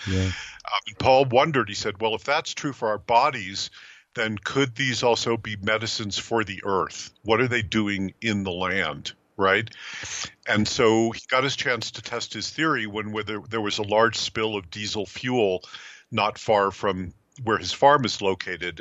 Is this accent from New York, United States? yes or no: yes; New York City, New York, United States; I grew up in New York City